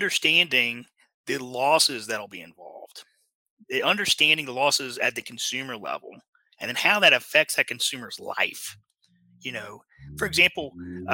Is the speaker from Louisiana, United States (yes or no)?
yes; Lake Charles, Louisiana, United States; my hometown is a place called Lake Charles, Louisiana